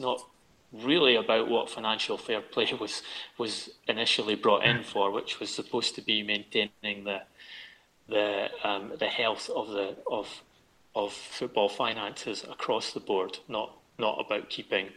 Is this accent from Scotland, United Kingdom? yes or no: yes; Scotland, United Kingdom; as a Scot